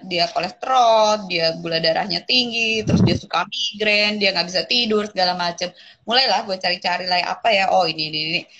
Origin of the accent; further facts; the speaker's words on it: Java, Indonesia; karena gue lagi-lagi berangkat dari akar gue sebagai orang Jawa ya.